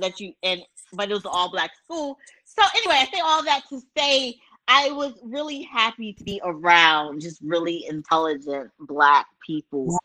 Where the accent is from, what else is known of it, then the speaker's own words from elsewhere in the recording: Baltimore, Maryland, United States; I'm from Baltimore